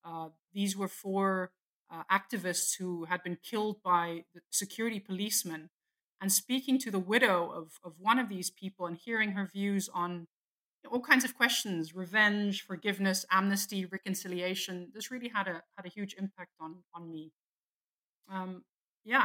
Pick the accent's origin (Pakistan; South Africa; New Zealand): South Africa; also born or lived in abroad; you know, I'm South African, so I grew up partly in South Africa, but I also grew up abroad because my dad was a diplomat.